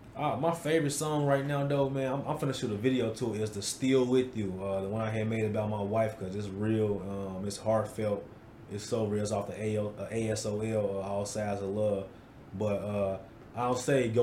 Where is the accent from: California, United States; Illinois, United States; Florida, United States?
Illinois, United States; Chicago; now in Wisconsin, United States; The United Center in Chicago. Okay. My hometown.